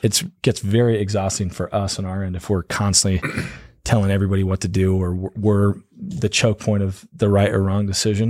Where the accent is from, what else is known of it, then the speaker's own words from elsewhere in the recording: Prescott, Arizona, United States; also born or lived in Corona, California / Missouri; I grew up in Prescott, so my folks are originally from California. They moved here when I was about four